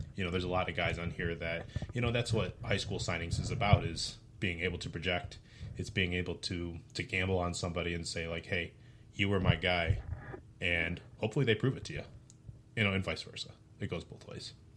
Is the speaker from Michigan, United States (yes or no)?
yes; Detroit, Michigan, United States; I grew up around Detroit